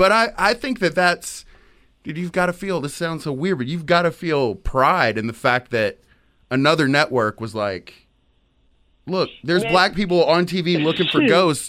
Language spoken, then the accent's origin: English; Tyler, Texas, United States; I'm from East Texas. Like, I'm from Tyler.